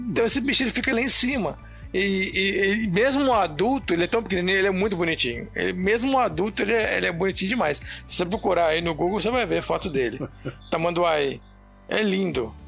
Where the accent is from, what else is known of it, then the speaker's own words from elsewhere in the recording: Belo Horizonte, Minas Gerais, Brazil; moved away as an adult; also born or lived in Pará / Rondônia; Eu sou de Belo Horizonte